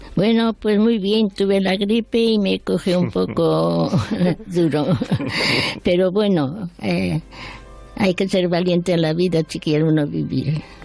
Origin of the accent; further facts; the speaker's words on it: Spain; moved away as an adult; also born or lived in France; ya me quedé aquí, en mi país